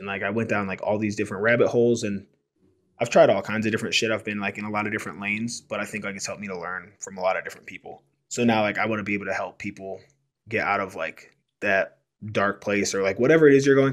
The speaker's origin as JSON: {"language": "English", "town": "Cleveland", "region": "Ohio", "country": "United States", "moved": "yes", "lives_now": "Denver, United States", "said": "we're both originally from the Cleveland, Ohio area"}